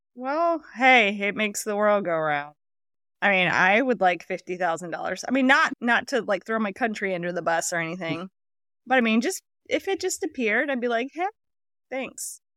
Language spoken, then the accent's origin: English; Houma, Louisiana, United States; my hometown